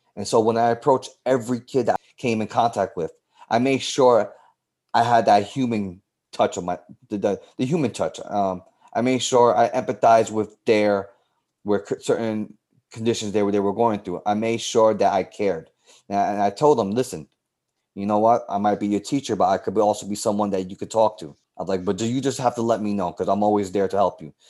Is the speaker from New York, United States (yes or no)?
yes; New York City, New York, United States; I grew up in the South Bronx.